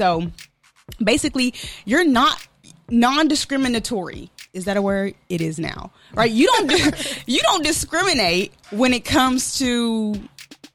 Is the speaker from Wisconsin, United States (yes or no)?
yes; Milwaukee, Wisconsin, United States; I'm from Milwaukee, Wisconsin